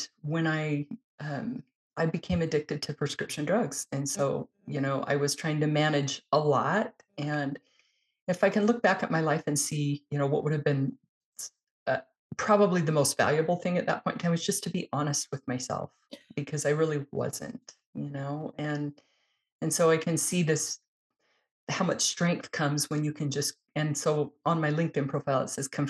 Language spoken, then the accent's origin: English; Utah, United States; I'm in Utah in the United States